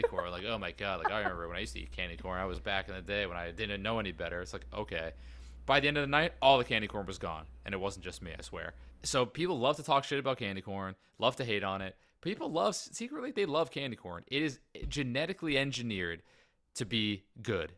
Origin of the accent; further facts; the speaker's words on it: United States; I'm American